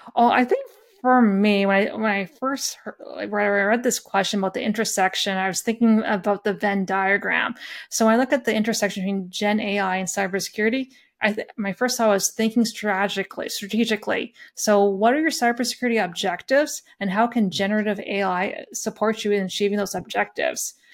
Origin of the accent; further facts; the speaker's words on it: Lethbridge, Alberta, Canada; I grew up in a small farm town just by Lethbridge, Alberta